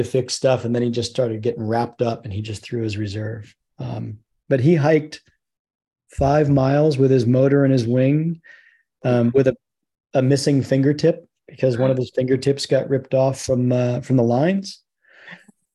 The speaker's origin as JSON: {"language": "English", "region": "Virginia", "country": "United States", "said": "I'm from Virginia."}